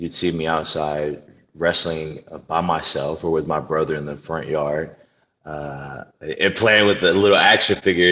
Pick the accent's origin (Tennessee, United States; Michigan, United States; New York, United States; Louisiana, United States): Louisiana, United States; New Orleans; moved away; I was able to wrestle in my hometown, the place that I grew up